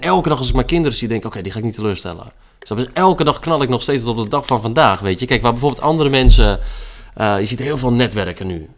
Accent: IJmuiden, North Holland, Netherlands; geboren in de Muiden.

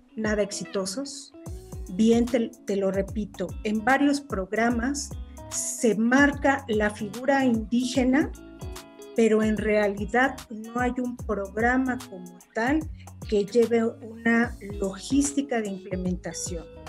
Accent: Mexico; nuestra cultura, nuestro país

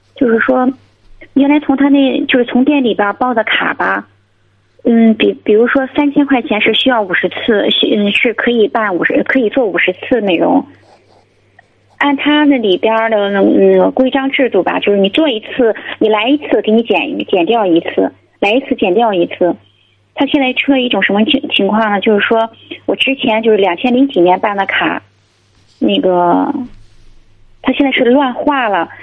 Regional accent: Jinan, Shandong, China; 我是那个咱济南的

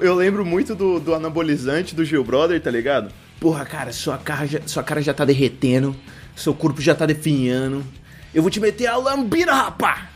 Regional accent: Birigui, São Paulo, Brazil; Sou de Birigui.

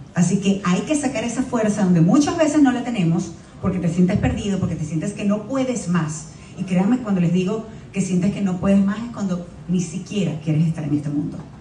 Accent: Venezuela; now in Miami, United States; siempre soy venezolana. Y quiero representar lo mejor posible a mi país

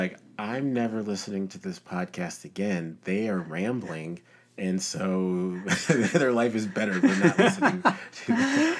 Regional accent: Nigeria; born there; I was born in Nigeria.

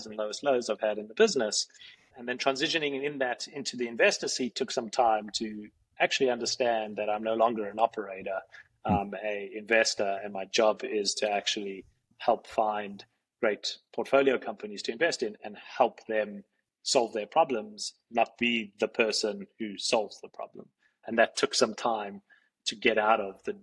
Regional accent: Johannesburg, Gauteng, South Africa; moved away as an adult; now in New York, United States; a kid growing up in Johannesburg, South Africa, who's into tech

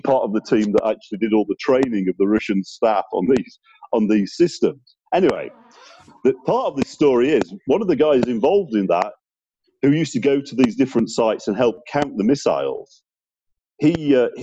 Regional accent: Sheffield, Yorkshire and the Humber, United Kingdom; my hometown of Sheffield

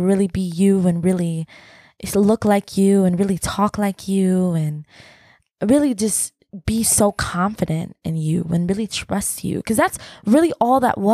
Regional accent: Atlanta, Georgia, United States; We're city people because we're from Atlanta

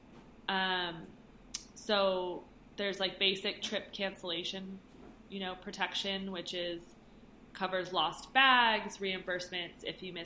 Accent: United States; moved away; I grew up in America

